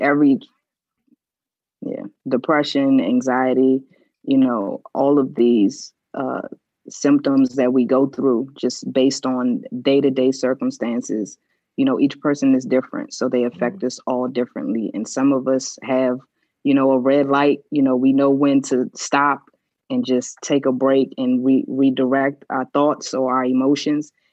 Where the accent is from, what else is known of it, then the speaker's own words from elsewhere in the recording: Washington, District of Columbia, United States; also born or lived in Potomac, Maryland / North Carolina; I grew up in DC